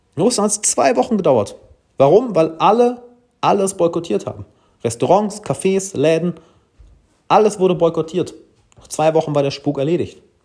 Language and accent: German; Germany; ich als Deutscher